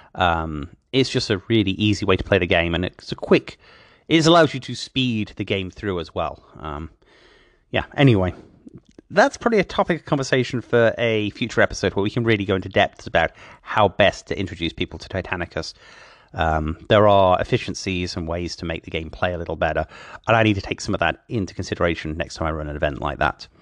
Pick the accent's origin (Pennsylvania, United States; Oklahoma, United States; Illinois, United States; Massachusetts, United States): Oklahoma, United States; driving a taxi around my hometown in Oklahoma